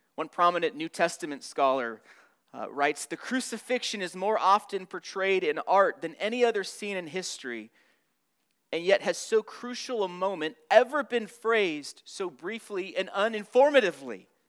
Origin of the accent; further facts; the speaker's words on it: Southern California, United States; moved away; I'm from Southern California.